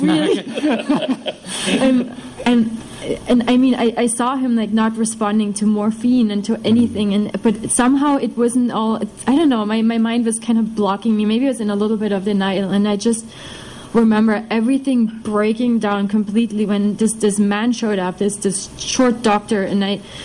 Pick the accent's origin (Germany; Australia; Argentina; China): Germany; eastern Germany; moved away; I'm from Germany. I'm from the east of Germany. Uh, and in contrast to his society, mine was mine is, is basically an atheist society. You you grow up in East Germany.